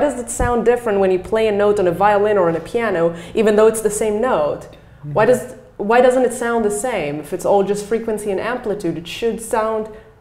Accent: Jerusalem, Jerusalem District, Israel; moved away as an adult; I grew up in Jerusalem.

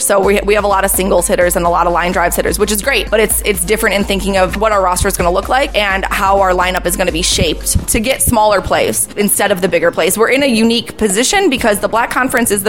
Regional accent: Lansing, Illinois, United States; I grew up in Lansing, Illinois, so I went to TF South High School

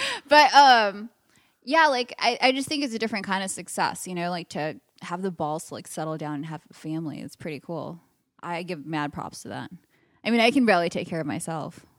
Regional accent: Los Angeles, California, United States; I'm from L A, born and raised

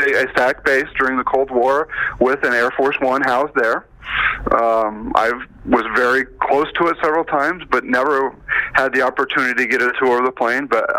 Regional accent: Peru, Indiana, United States; moved away as an adult; also born or lived in Rock Island, Illinois / Franklin Park, Illinois; Yes, I am originally a Hoosier. I grew up in Peru, Indiana. I'm a Mechanical grad from high school.

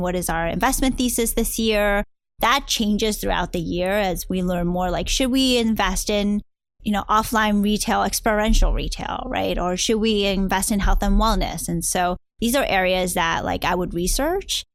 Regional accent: New Jersey, United States; also born or lived in Hong Kong / New York City / Brooklyn, New York / Peru; now in Silicon Valley, United States; eventually moved and grew up my childhood in New Jersey.

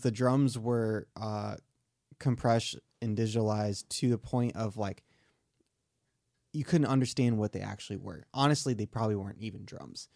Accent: Michigan, United States; accent: southern; moved away; I grew up in Michigan, so snow days were super exciting

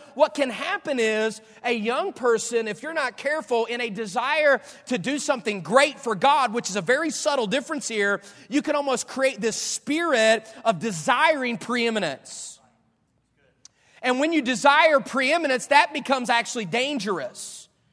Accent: Dunbar, West Virginia, United States; also born or lived in California; now in Florida, United States; I grew up in Dunbar, West Virginia.

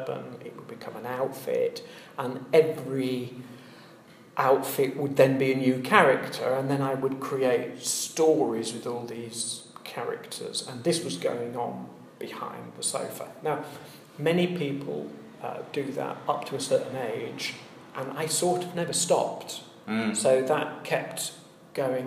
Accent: Leeds, Yorkshire and the Humber, United Kingdom; moved away as an adult; also born or lived in Birmingham / North London; now in London, United Kingdom; Leeds, Yorkshire, so I was brought up in Leeds until I was 18, when I went to university. Then I was in Birmingham, and I stayed in Birmingham for about 20 years, and now I live in North London

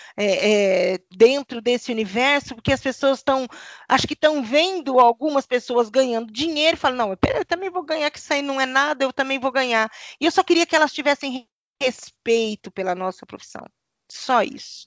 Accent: Paraná, Brazil; eu sou aqui do Paraná

